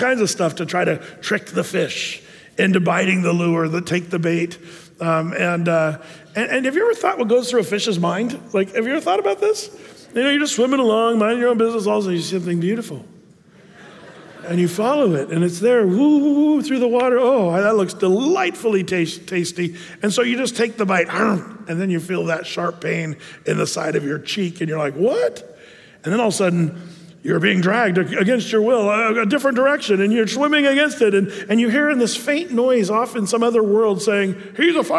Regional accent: Applegate, Oregon, United States; as a kid growing up in Applegate, you know, we had the Applegate River

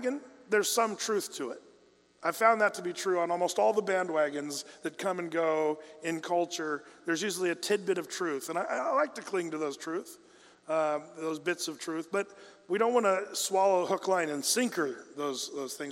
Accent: United States; as an American

